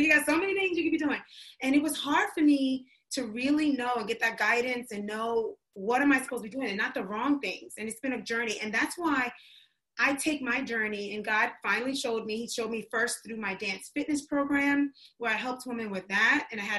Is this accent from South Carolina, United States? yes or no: no; New York City, New York, United States; My mom's from North Carolina, but she raised me in New York